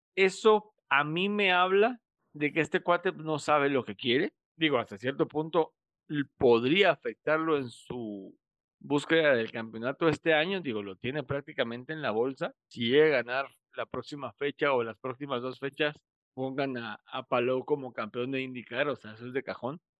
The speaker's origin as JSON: {"language": "Spanish", "country": "Mexico", "said": "como mexicanos"}